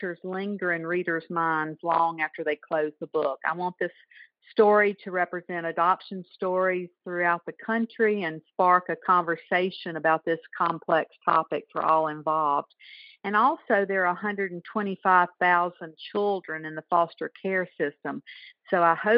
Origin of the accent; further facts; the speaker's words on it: the South, United States; since I'm a Southerner